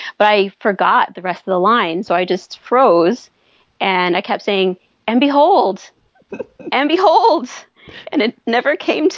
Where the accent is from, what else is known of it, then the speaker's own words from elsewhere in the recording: United States; now in Saskatchewan, Canada; I'm American and I live in Saskatchewan